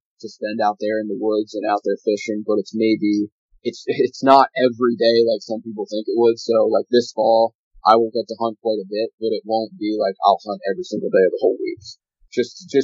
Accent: Lancaster County, Pennsylvania, United States; I'm from Lancaster County, Pennsylvania, here in the southeastern part of the state.

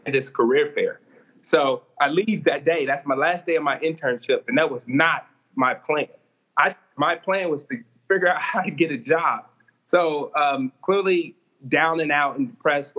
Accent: Ferguson, Missouri, United States; growing up in Ferguson

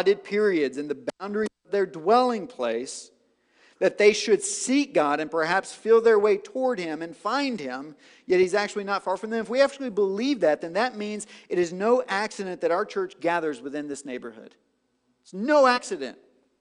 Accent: White House, Tennessee, United States; I'm from White House, Tennessee

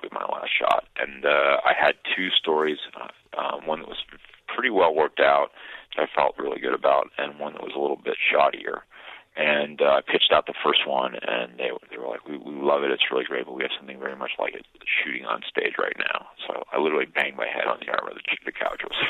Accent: San Francisco, California, United States; I grew up mostly in San Francisco

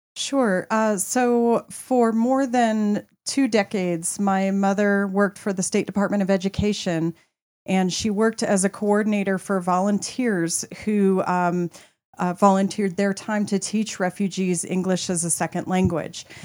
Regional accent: Colorado, United States; I am actually a Colorado native

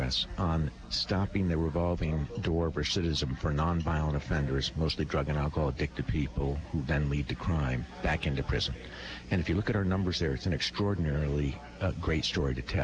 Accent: Putney, Vermont, United States; growing up in Putney

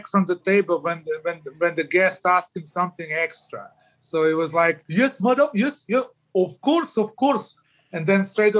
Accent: Croatia; I was from Croatia.

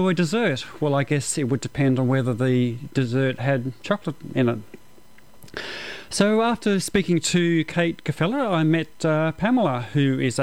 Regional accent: Australia; accent: Australian

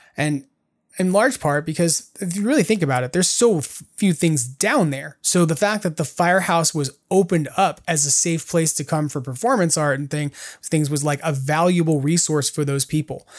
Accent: New York, United States; now in California, United States; I grew up in New York

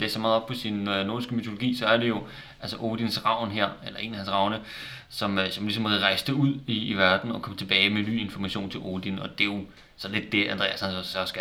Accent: Denmark; nu hvor vi er danskere

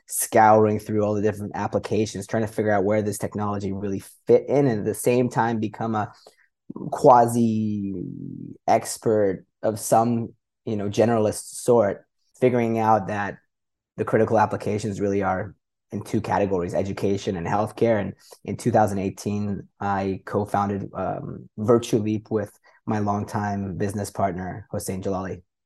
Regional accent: Canada; moved away as an adult; also born or lived in Middle East / Europe; I grew up in Canada, but been an expat, uh, in the Middle East and Europe for about seventeen years

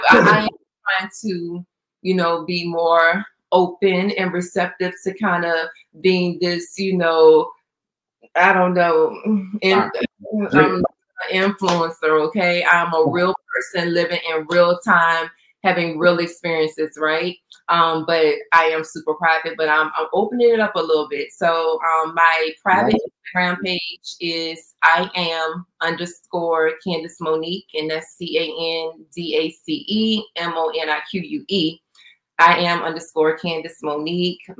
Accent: Jamaica; I'm like a Jamaican.

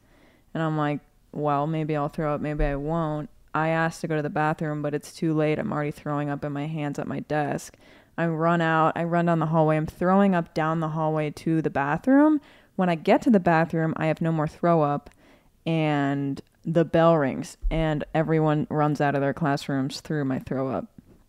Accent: Cincinnati, Ohio, United States; People know I'm from Cincinnati.

